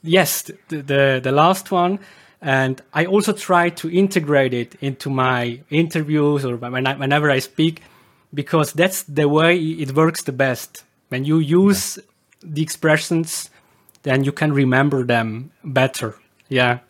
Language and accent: English; Switzerland; accent: Swiss German dialect; English is a second language; in Switzerland my dialect is supposed to be very exotic